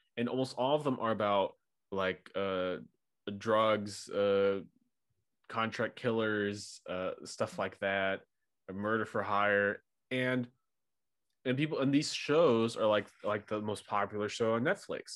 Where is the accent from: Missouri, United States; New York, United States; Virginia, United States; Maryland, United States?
Missouri, United States; St. Louis; So I'm near from St. Louis, Missouri, but not small